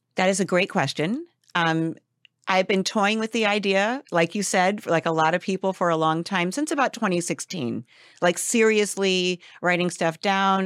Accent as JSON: {"language": "English", "town": "Los Angeles", "region": "California", "country": "United States", "tie": "born or raised there", "said": "I'm back here in L A, which is my hometown"}